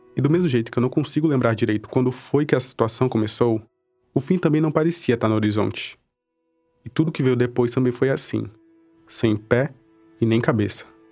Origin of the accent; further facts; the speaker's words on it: Cruzeiro do Sul, Acre, Brazil; Eu cresci em Cruzeiro do Sul, uma cidade que fica no extremo oeste do Acre